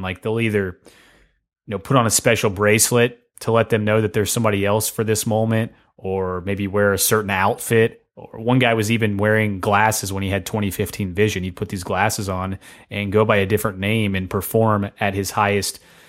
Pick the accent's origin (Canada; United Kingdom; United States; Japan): United States; Tennessee; I'm from Tennessee.